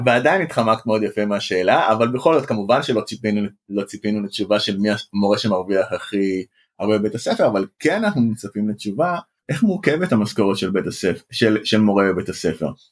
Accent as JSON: {"language": "Hebrew", "town": "Bat Yam", "region": "Tel Aviv District", "country": "Israel", "tie": "born or raised there", "said": "גם אני יליד העיר בת ים"}